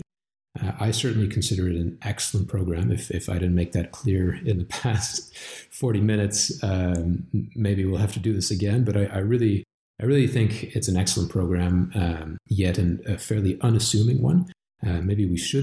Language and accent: English; Montreal, Quebec, Canada; moved away as an adult; now in Calgary, Canada; I come from Montreal